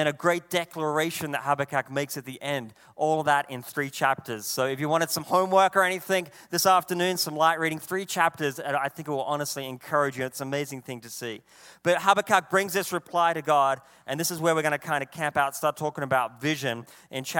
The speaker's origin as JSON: {"language": "English", "region": "Tasmania", "country": "Australia", "moved": "yes", "said": "I come from Tasmania in Australia, other side of the world"}